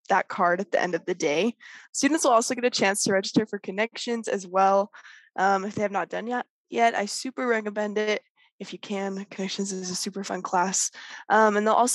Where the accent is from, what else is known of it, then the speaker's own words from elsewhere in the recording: South Weber, Utah, United States; I am from South Weber, Utah